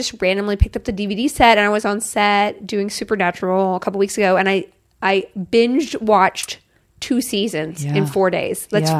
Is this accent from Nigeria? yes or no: no; Austin, Texas, United States; moved away; also born or lived in Alabama / Mississippi / San Antonio, Texas / Vancouver; High school years, Austin, Texas.